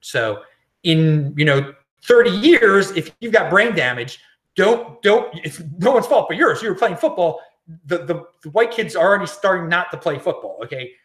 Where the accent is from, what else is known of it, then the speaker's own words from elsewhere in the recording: Baltimore, Maryland, United States; my hometown of Baltimore